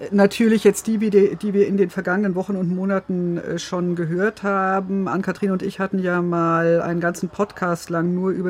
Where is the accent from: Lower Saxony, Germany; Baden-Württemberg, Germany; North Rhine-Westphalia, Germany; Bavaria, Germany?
Bavaria, Germany; Also ich, ich komme aus Bayern und äh, bin inzwischen über 50